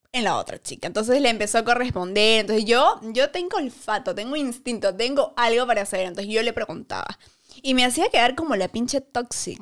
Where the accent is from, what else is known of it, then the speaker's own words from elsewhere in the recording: Arequipa, Peru; now in Lima, Peru; yo soy de Arequipa. Así que obviamente en Arequipa no, no fui a ninguna discoteca hasta que vine a Lima